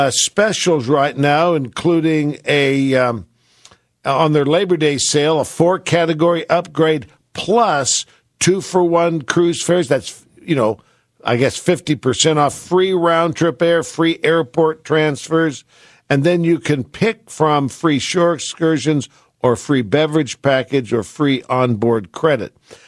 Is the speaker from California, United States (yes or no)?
yes; San Francisco, California, United States; moved away; Well, of course, I was raised in San Francisco.